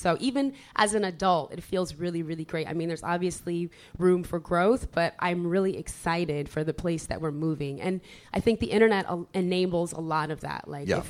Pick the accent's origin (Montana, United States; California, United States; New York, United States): New York, United States; Ithaca; now in Philadelphia, United States; I'm from Ithaca, New York. I'm from upstate New York.